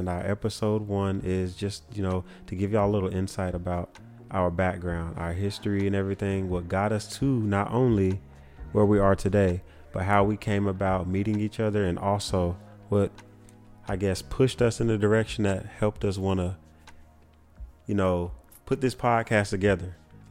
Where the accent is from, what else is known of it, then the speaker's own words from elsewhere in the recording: Charlotte, North Carolina, United States; also born or lived in Riverside, California; I'm a kid who was raised in Charlotte, but I was born in Riverside, California.